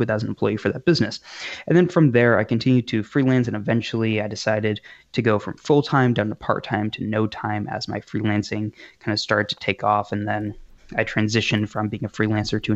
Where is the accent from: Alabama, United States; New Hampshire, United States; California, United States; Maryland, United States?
New Hampshire, United States; also born or lived in Massachusetts / New York; I'm currently in New Hampshire, essentially born and raised here. I was actually born in Mass and moved to New York for a bit, but I've been here since I've been five